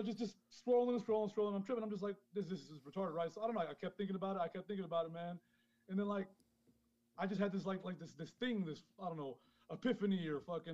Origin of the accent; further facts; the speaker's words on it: New York City, New York, United States; moved away as an adult; also born or lived in Honduras / London / Las Vegas; now in Mexico; I was born in Honduras, man. I grew up in Queens, but I also lived in London and fucking Vegas